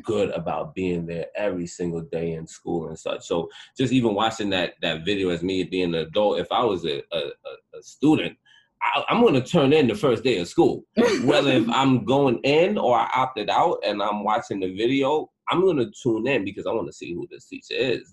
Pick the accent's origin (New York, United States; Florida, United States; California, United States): New York, United States; Mount Vernon; I'm from Mount Vernon in Westchester.